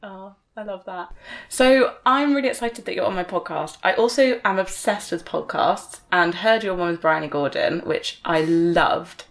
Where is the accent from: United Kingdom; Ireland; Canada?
United Kingdom; Exeter, South West England; where I'm from, growing up